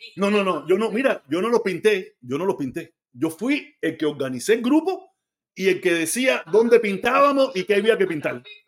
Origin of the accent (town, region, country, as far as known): Cuba; moved away